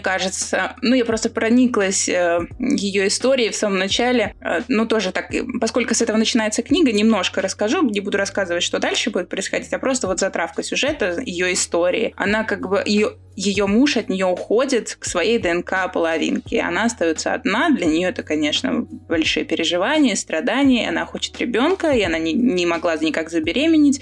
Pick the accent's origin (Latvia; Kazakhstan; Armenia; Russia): Latvia; Riga; я же из Риги